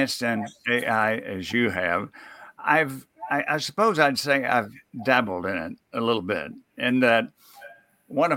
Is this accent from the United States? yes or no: yes; Mississippi, United States; where I grew up in Mississippi